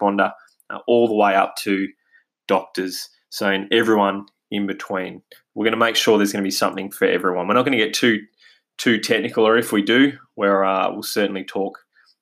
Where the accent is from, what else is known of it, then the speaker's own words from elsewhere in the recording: Australia; accent: Australian; as you can probably hear from my accent, we're based here in Australia